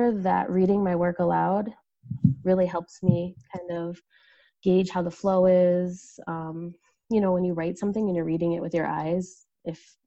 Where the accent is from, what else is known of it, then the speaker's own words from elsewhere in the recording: United States; I'm from the States